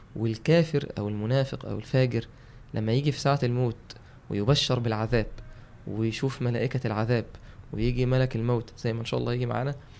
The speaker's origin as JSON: {"language": "Arabic", "town": "Mansoura", "region": "Dakahlia", "country": "Egypt", "said": "عندنا في المنصوره"}